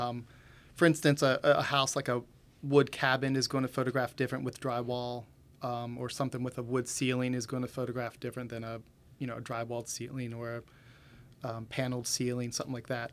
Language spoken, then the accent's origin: English; Winchester, Virginia, United States; born and raised in Winchester